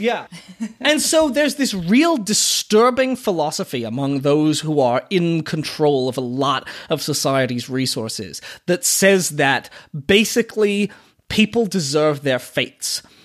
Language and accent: English; Sarasota, Florida, United States; I am from Florida, and Florida, from my perspective, was a very screwed up place